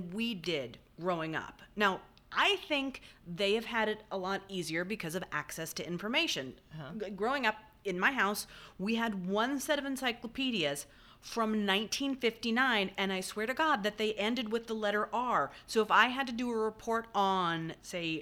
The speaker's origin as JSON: {"language": "English", "region": "Indiana", "country": "United States", "tie": "born or raised there", "also_born_or_lived": "New Jersey", "moved": "yes", "lives_now": "Lake Forest, United States", "said": "When I was a kid, we moved from New Jersey to Indiana."}